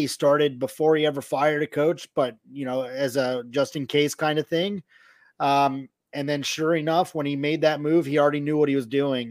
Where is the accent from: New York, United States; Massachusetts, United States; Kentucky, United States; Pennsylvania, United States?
Pennsylvania, United States; Philadelphia; moved away; I'm from Philadelphia. Temple University was about six miles from where I grew up